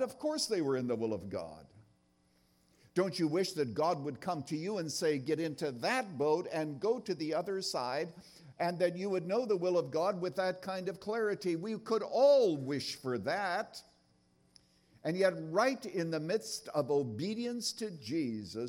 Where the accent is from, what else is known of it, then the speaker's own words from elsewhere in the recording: Canada; I was brought up in Canada in a little town, actually born on a farm. out there in Canada